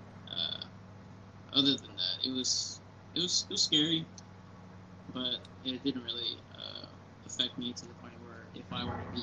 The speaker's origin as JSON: {"language": "English", "area": "San Antonio, a little town next to El Paso", "region": "Texas", "country": "United States", "also_born_or_lived": "Odessa, Texas", "said": "I'm from San Antonio, which is, like, a little town next to El Paso"}